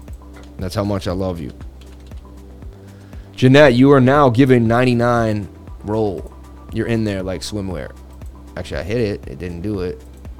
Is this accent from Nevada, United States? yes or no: yes; Las Vegas, Nevada, United States; Ate it all the time growing up in Vegas.